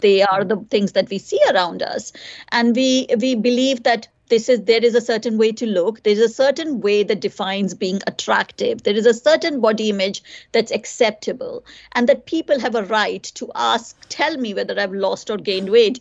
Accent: India; also born or lived in United Kingdom; now in Ireland; growing up in India. I grew up there

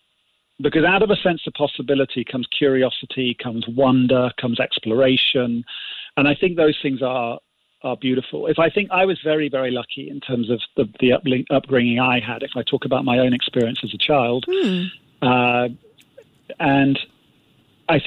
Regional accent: Singapore; well, he was British and I'm Singaporean, or he's a man, I'm a woman.

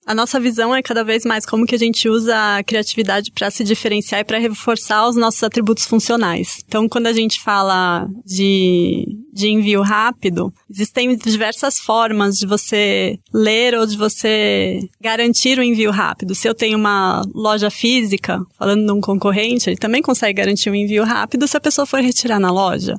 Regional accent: Brazil; Eu sou brasileira

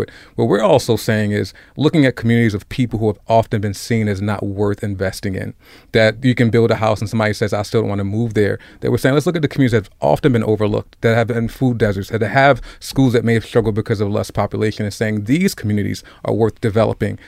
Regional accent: Baltimore, Maryland, United States; I grew up in Cherry Hill. I had the privilege of going to Poly High School and graduating and graduating from Morgan State

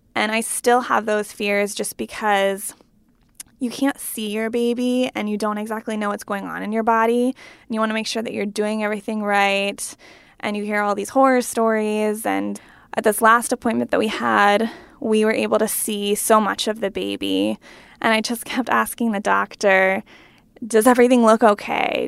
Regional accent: Pennsylvania, United States; moved away as an adult; now in Washington, DC, United States; I'm from Pennsylvania, which is like four hours away from my new home and my new job in DC

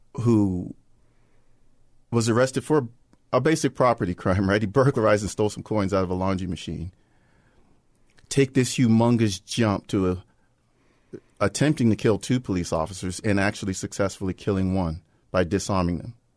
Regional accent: Prince George's County, Maryland, United States; we grew up in Prince George's County

